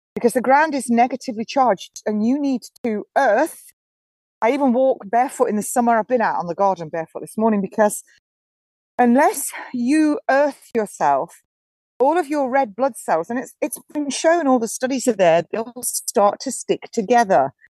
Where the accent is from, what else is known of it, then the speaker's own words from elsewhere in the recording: Nottingham, East Midlands, United Kingdom; moved away; That's actually my hometown. Nottingham, my home city